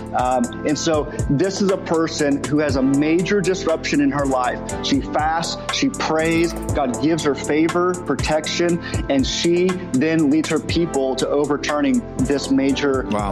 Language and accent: English; Southern California, United States; moved away as an adult; now in Oklahoma, United States; we are originally from Southern California